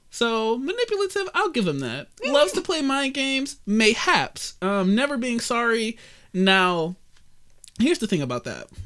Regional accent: Detroit, Michigan, United States; me and Kat, born in Detroit, Sinai Grace

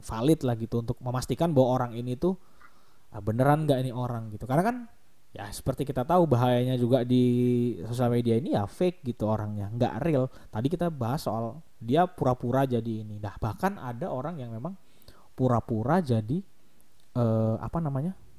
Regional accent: Kalimantan, Indonesia; di kotaku, di, di Kalimantan

